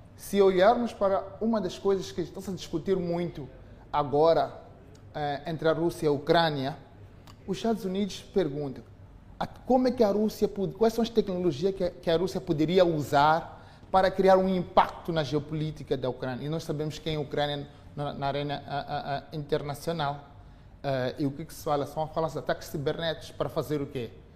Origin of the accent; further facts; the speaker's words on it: Mozambique; nós, como moçambicanos